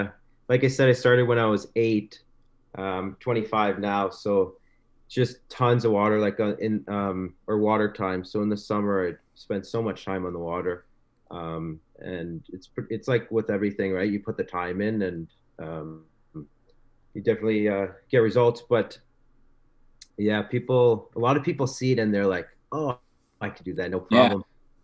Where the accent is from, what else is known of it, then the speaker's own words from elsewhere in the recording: Wisconsin, United States; now in Thunder Bay, Canada; I was born in Thunder Bay, Ontario. And then my family moved to Wisconsin when I was younger. So moved there, and water skiing is huge in Wisconsin.